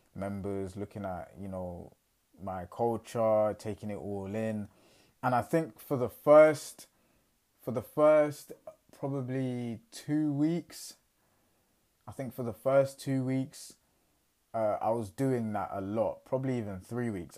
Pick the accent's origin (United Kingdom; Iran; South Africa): United Kingdom; England; I'm fresh from England